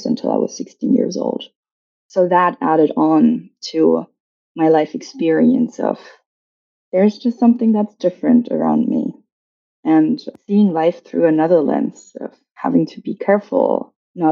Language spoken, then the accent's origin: English; Germany; I was born and raised in Germany.